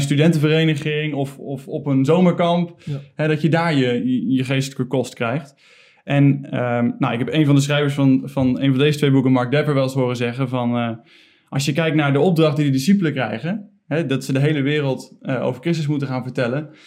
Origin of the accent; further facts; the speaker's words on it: Ede, Gelderland, Netherlands; Ik Kom uit Ede